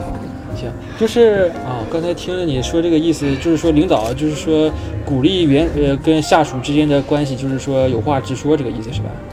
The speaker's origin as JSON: {"language": "Chinese", "country": "China", "said": "但是我感觉我们中国人可能会更友好一点"}